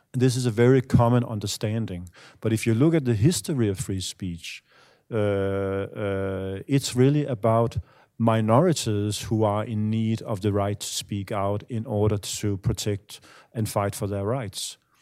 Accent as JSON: {"language": "English", "country": "Denmark", "said": "I'm from Denmark"}